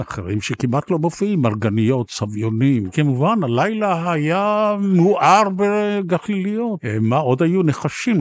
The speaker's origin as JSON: {"language": "Hebrew", "town": "Tel Aviv", "region": "Tel Aviv District", "country": "Israel", "tie": "born or raised there", "said": "גדלנו בצפון תל אביב"}